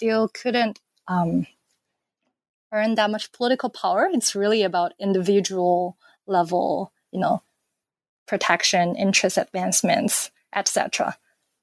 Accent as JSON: {"language": "English", "country": "China", "tie": "born or raised there", "moved": "as an adult", "lives_now": "United States", "said": "I am from China, so I grew up in China and came to the United States when I was 18."}